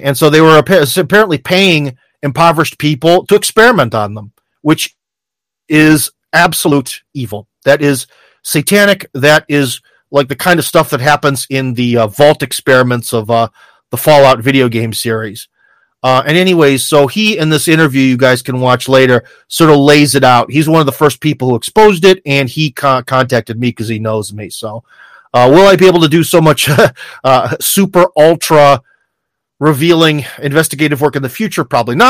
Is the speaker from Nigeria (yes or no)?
no; United States; now in Russia; as an American